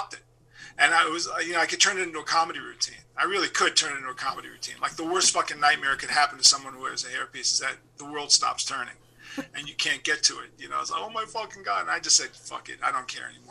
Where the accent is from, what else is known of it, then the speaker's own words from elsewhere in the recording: New York City, New York, United States; I'm a lefty from Manhattan. I come from this left-wing, crazy, super, you know, family in Manhattan.